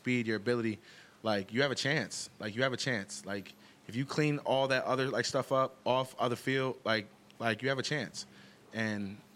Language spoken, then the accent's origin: English; New Jersey, United States; moved away as an adult; now in Buffalo, United States; I grew up in Jersey